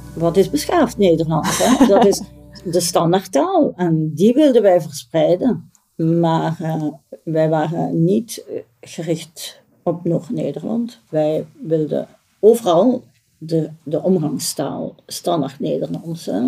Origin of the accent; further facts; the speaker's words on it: Flanders, Belgium; wij als Vlamingen